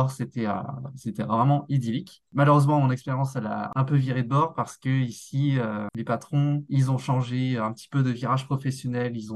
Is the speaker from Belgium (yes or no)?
no; Normandy, France; moved away as an adult; now in Montréal, Canada; Donc, bah … Je suis arrivé de Normandie depuis novembre 2021, donc ici à Montréal, au Canada.